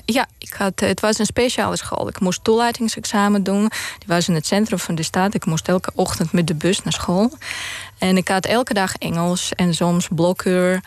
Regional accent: Moldova; Dutch is a second language; moved away as an adult; now in Netherlands; ik ben opgegroeid in de Sovjet-Unie. Toen was Moldavië onderdeel van de Sovjet-Unie

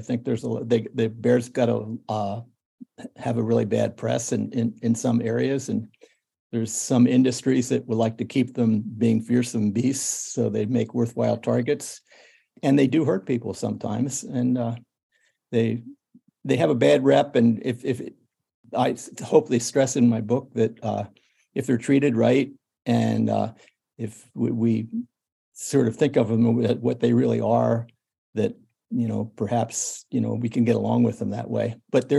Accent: Pennsylvania, United States; Well, I've always been I grew up on a farm. I've always been interested in animals.

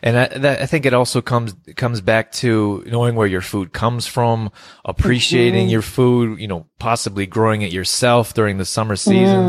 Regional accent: West Coast of Canada, Canada; I grew up here and on the West Coast

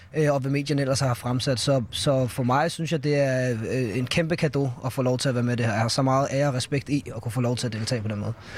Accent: Allerød, Capital Region of Denmark, Denmark; Jeg er fra Nordsjælland

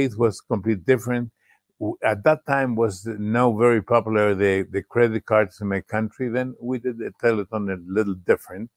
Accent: Chile; English is a second language

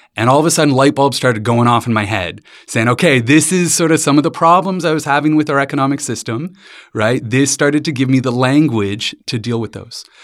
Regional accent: London, Ontario, Canada; I grew up in London, Ontario, with my dad in the financial industry

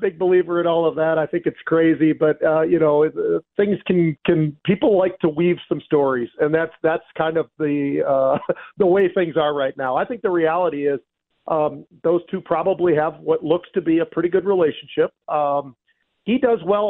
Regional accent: San Francisco, California, United States; I was born and raised in San Francisco

